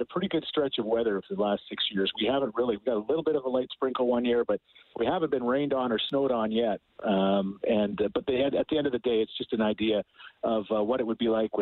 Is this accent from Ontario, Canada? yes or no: no; Thorsby, Alberta, Canada; born in Thorsby, Alberta